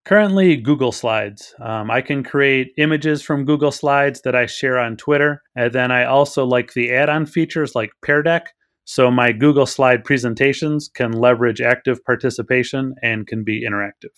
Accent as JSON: {"language": "English", "region": "Wisconsin", "country": "United States", "tie": "born or raised there", "moved": "yes", "lives_now": "Illinois, United States", "said": "I grew up in Wisconsin but I live in Illinois."}